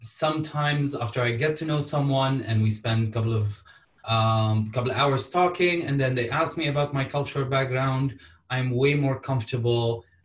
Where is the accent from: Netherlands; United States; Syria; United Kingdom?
Syria; Damascus, Damascus Governorate; now in Canada; I am Syrian. I am from Syria originally, and now I'm Canadian and I'm from Canada too. So I answer this question such as, I am Syrian or I was born in Damascus and now I'm Canadian.